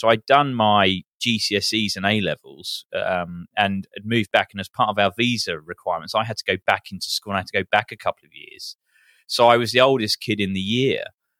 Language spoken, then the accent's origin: English; Peckham, London, United Kingdom; also born or lived in Beckenham / Coulsdon; was born actually in Beckenham in Kent. But when we grew up in around Peckham and the southeast of London.